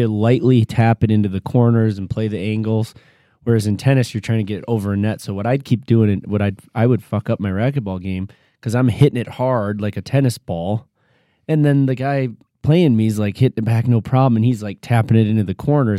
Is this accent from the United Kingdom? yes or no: no; Michigan, United States; Growing up in Michigan